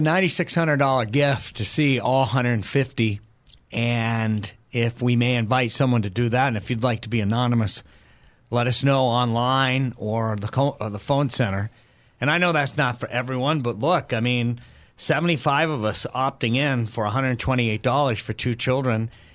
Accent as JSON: {"language": "English", "town": "Milford", "region": "New Hampshire", "country": "United States", "tie": "born or raised there", "moved": "yes", "said": "a kid growing up in New Hampshire"}